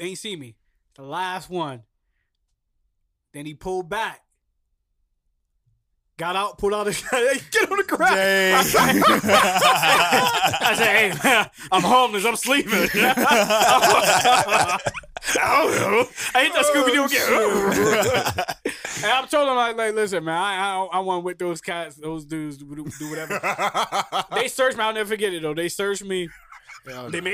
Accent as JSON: {"language": "English", "town": "Camden", "region": "New Jersey", "country": "United States", "said": "I'm from Camden"}